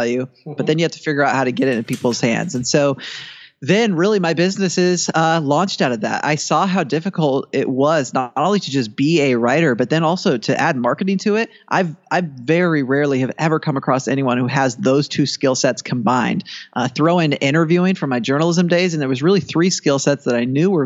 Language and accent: English; Washington, United States; my home state of Washington State